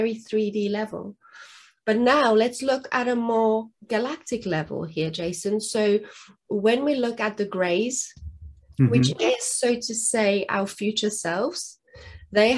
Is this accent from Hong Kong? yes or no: no; South Africa; English is a second language; now in England; I'm originally from South Africa